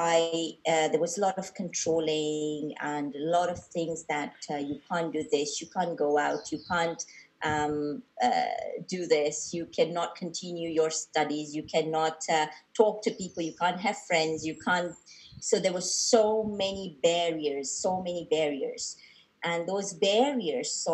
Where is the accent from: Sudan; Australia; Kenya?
Kenya; Mombasa, Mombasa County; we were born and brought up in Mombasa.